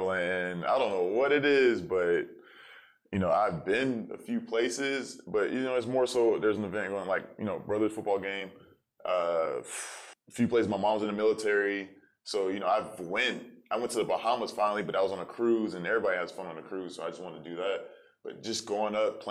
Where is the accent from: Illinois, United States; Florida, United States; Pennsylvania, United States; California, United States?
Florida, United States; Tampa; also born or lived in Silver Spring, Maryland / St. Petersburg, Florida / Orlando, Florida; I was born in Silver Springs, Maryland, but you know that was short-lived. I was probably there for like a month, and then I moved to St. Pete, Florida. And then I grew up in Tampa